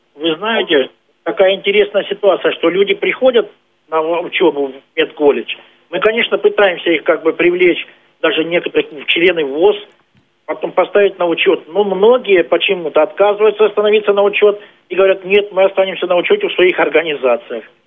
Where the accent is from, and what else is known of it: Stavropol Krai, Russia